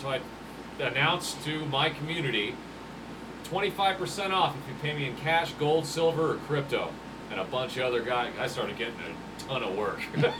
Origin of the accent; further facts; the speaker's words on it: Sacramento, California, United States; a punk band from my hometown called